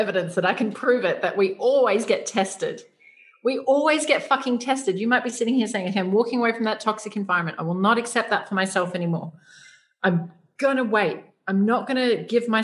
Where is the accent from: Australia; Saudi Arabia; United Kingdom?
Australia; moved away as an adult; now in Asia; us growing up in Australia